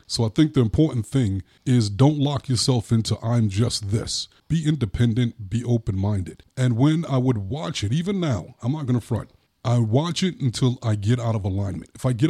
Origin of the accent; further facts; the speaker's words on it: New York, United States; I'm from New York. So the Republicans had more of a perspective like, let's go get them.